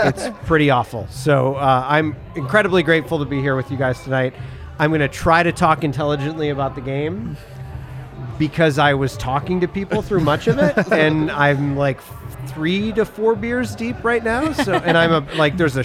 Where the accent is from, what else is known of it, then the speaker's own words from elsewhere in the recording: Midwest, United States; moved away; growing up in the Midwest, it was probably like Wonder Bread